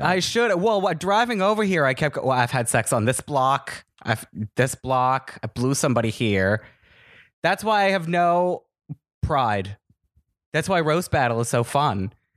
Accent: Los Angeles, California, United States; also born or lived in Woodland Hills / West Hills / Chatsworth; I'm from L A. I was born and raised out here

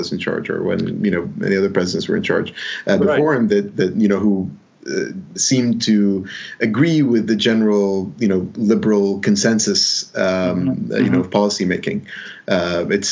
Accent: Dubai, United Arab Emirates; also born or lived in Alexandria, Egypt / Sharjah, United Arab Emirates; I grew up in Dubai

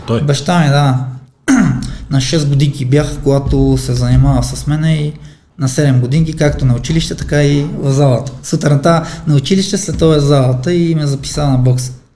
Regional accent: Armenia; now in Bulgaria; Роден съм в Армения, аз съм тук един чужденец, не съм българин

